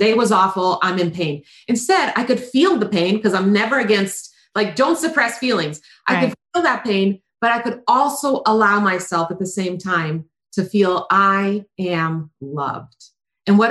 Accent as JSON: {"language": "English", "country": "Croatia", "tie": "born or raised there", "moved": "yes", "said": "I grew up in Croatia"}